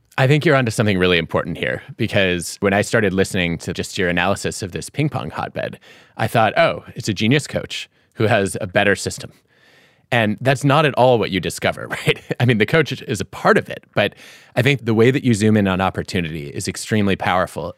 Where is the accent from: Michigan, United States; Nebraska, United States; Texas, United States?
Michigan, United States; Detroit; my hometown sports columnist growing up. And I remember reading about the Fab Five in the Detroit Free Press